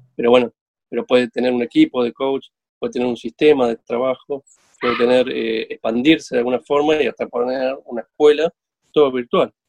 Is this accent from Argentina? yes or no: yes; Argentina; como argentinos